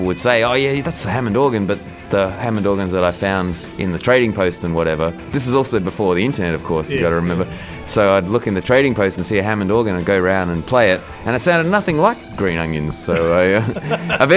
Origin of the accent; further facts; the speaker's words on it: Adelaide, South Australia, Australia; also born or lived in New York / Toronto; now in Sydney, Australia; I'm from Adelaide, and then I moved to Sydney quite early on. And I've pretty much been in Sydney this whole time